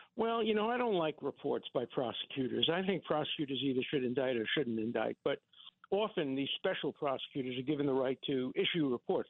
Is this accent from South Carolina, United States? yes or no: no; New York City, New York, United States; When I grew up in Borough Park in Brooklyn